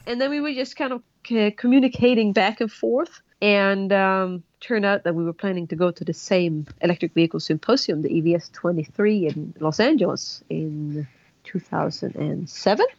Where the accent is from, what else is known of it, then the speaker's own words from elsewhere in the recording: Sweden; moved away as an adult; also born or lived in Colorado, United States; now in New Zealand; I'm originally from Sweden. Moved to um, Colorado in the U.S. Um, about 12 years ago for love.